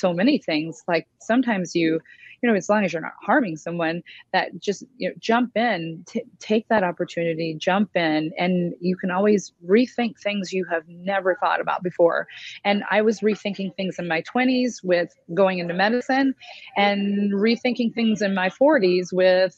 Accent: Indianapolis, Indiana, United States; I grew up in Indianapolis

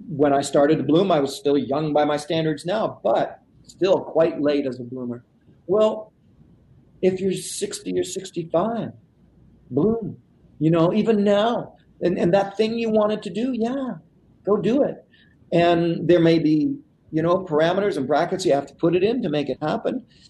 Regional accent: Canada; I said portage because I'm Canadian. That's how you say it

